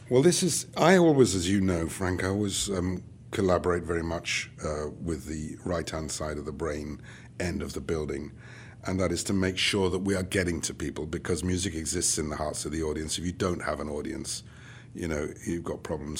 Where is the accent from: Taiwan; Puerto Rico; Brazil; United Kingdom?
United Kingdom; now in Charlotte, United States; being British